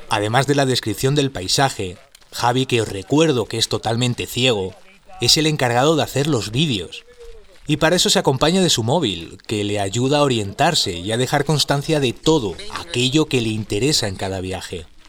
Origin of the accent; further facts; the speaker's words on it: Madrid, Community of Madrid, Spain; Soy de Madrid y trabajo para una multinacional